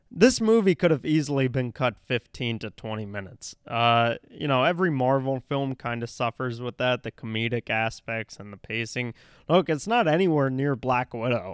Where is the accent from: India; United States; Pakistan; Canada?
India; I'm Indian